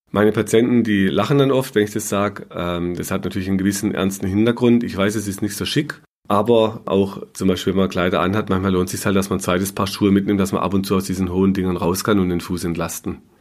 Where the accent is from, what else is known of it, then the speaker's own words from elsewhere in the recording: Baden-Württemberg, Germany; Bei uns im Schwarzwald war oft das, der Quarkumschlag so ein äh, Mittel der Wahl